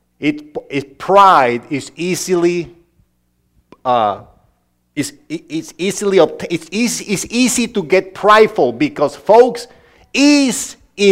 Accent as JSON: {"language": "English", "country": "Honduras", "second_language": "English", "moved": "yes", "said": "this guy from Honduras ended up being a preacher there"}